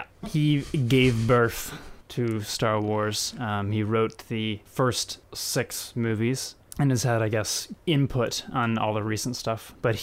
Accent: Indiana, United States; moved away as an adult; now in California, United States; I'm from Indiana. I grew up there.

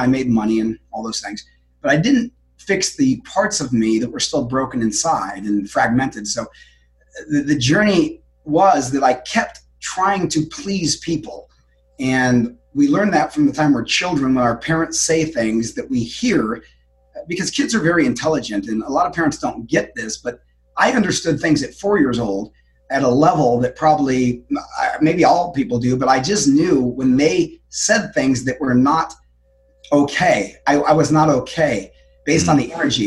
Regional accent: Denver, Colorado, United States; moved away as an adult; now in Florida, United States; Denver, Colorado.

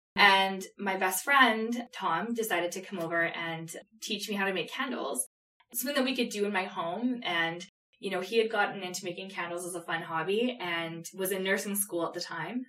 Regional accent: Canada; We're from Canada

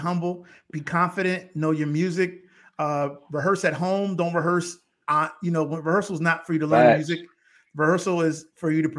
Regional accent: Bridgeport, Connecticut, United States; now in Powder Springs, Georgia, United States; We're all from the same city in Bridgeport, Connecticut

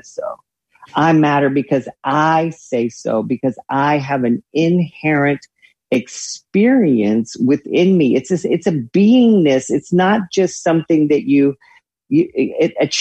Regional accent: the South, United States; growing up in the South

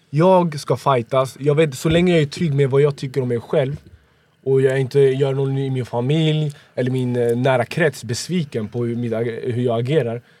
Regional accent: Sweden; born there; Jag är född i Sverige.

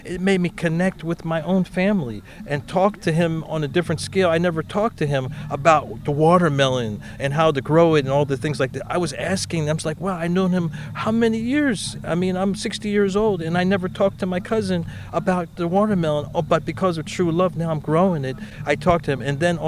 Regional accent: South Korea; born there; I was born in Korea, and to connect with the Hongo-shu Korean pepper is pretty awesome.

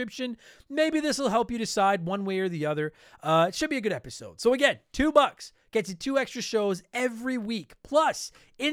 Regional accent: Canada; first language English; I'm from Canada, and all I've ever spoken my entire life is English

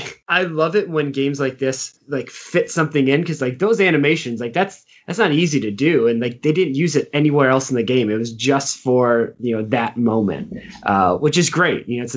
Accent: Michigan, United States; I grew up in Michigan

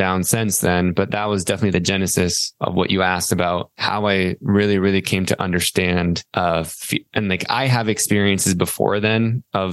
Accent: Salt Lake City, Utah, United States; moved away as an adult; also born or lived in East Coast; I was born in Salt Lake City, Utah

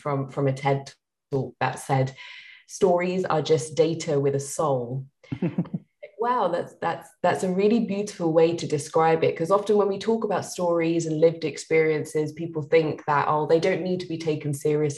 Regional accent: London, United Kingdom; I grew up in East London, and I'm a proud East Londoner

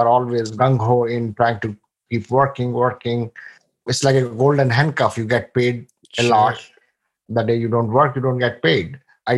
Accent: India; moved away as an adult; now in United States; I come from India. I came here in 1998 in January with $150 in my pocket

